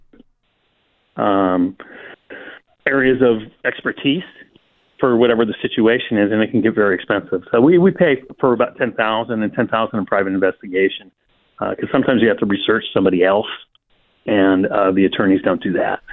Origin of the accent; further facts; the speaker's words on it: Silicon Valley, California, United States; I grew up in the Silicon Valley